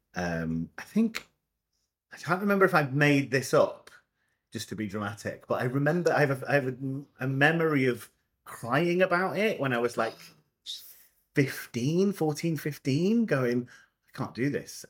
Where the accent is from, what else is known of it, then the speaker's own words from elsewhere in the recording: Scotland, United Kingdom; moved away; I'm Scottish and I went to school in Scotland.